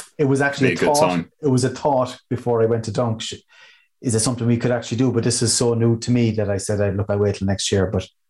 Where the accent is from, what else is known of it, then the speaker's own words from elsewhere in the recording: Cork, Munster, Ireland; coming to my hometown